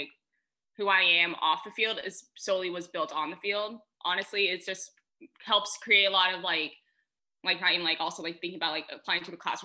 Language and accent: English; Colorado Springs, Colorado, United States; moved away as an adult; also born or lived in Texas; now in Tacoma, United States; I grew up in Colorado Springs, Colorado, so I live at the base of Pikes Peak